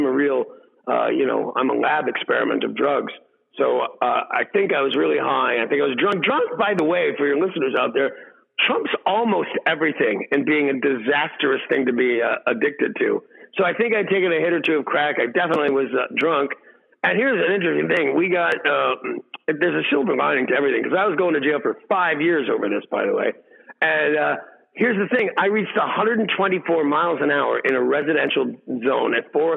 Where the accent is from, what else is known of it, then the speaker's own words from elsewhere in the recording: Los Angeles, California, United States; I was raised in Hollywood